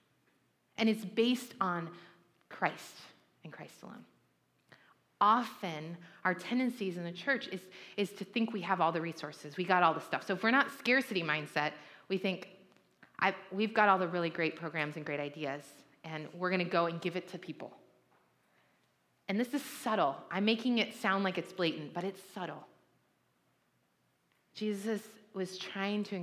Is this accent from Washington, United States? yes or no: yes; Puyallup, Washington, United States; now in Santa Barbara, United States; I grew up right outside of Seattle in this town called Puyallup, Washington